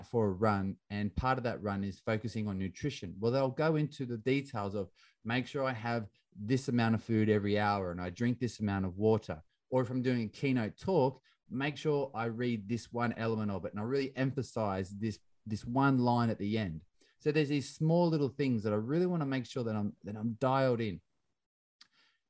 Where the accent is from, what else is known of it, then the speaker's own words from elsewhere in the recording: Australia; I grew up in Australia in the 90s playing soccer